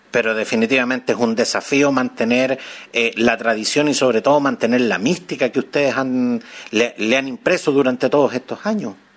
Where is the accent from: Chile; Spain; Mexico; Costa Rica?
Chile; como chilenos que somos